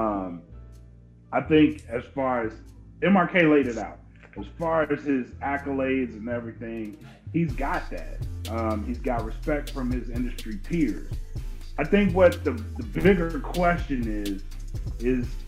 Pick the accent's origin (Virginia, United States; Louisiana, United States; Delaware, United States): Louisiana, United States; me growing up in Louisiana